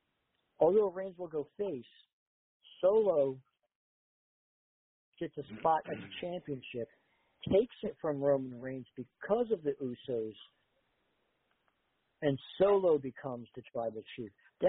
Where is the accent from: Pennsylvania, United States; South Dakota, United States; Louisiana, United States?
Pennsylvania, United States; Philadelphia; I'm from Philadelphia.